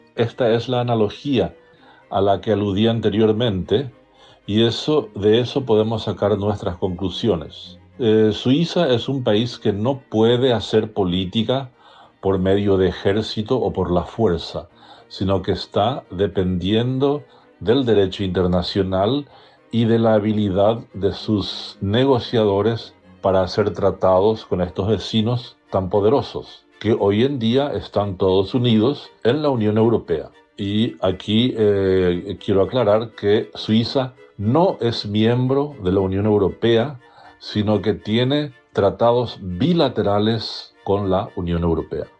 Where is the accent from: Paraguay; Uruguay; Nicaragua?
Paraguay; Encarnación, Itapúa; moved away as an adult; also born or lived in Posadas, Argentina / Switzerland; now in Asunción, Paraguay; Nací en Encarnación, en la zona alta de la ciudad. En aquellos años de mi infancia y juventud